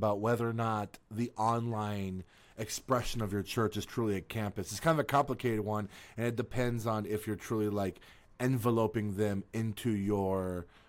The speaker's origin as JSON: {"language": "English", "town": "Tampa", "region": "Florida", "country": "United States", "tie": "born or raised there", "moved": "yes", "said": "I got to go back to my hometown, to Tampa Bay, where I'm originally born and raised and grew up. I grew up in West Tampa specifically. I could walk to Raymond James Stadium when I was a kid."}